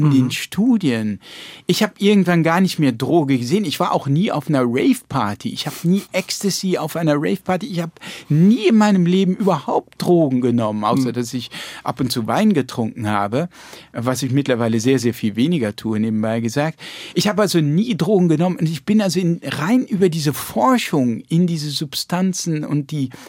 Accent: Rhineland-Palatinate, Germany; ich bin ja in der Pfalz

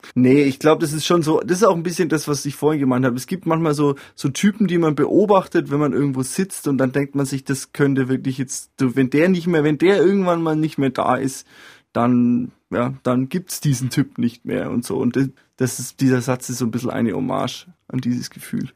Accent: Franconia, Bavaria, Germany; bei uns in Franken oder eigentlich auch in Süddeutschland

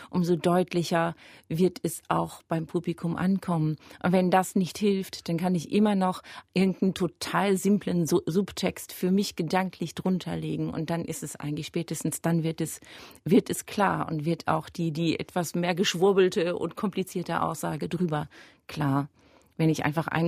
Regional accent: Germany; also dass ich als Deutsche dann denkt, dieses Bachkantaten durch so

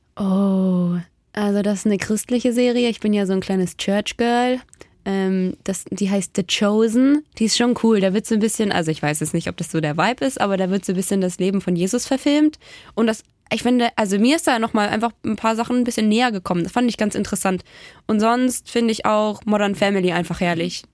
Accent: near Ravensburg, Baden-Württemberg, Germany; moved away as an adult; also born or lived in Stuttgart; now in Magdeburg, Germany; Ich komme aus Baden-Württemberg. Ich bin in der Nähe von Ravensburg, da wo die Spiele herkommen, mhm. groß geworden

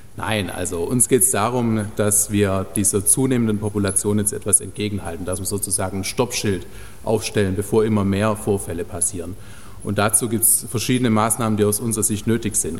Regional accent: Germany; bei uns in Deutschland

